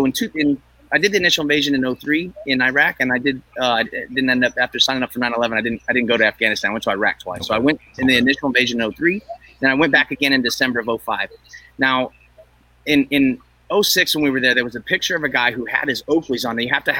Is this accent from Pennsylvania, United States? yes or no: no; California, United States; So I grew up here in Northern California.